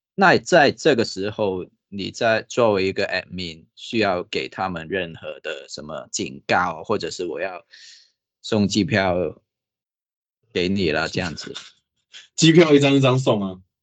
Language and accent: Chinese; Hong Kong; now in Taiwan; 因为我是香港来的嘛